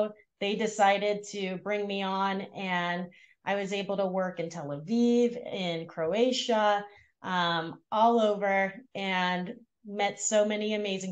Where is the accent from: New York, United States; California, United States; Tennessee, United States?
California, United States; Los Angeles; grew up in Los Angeles in the San Fernando Valley. So Valley girl.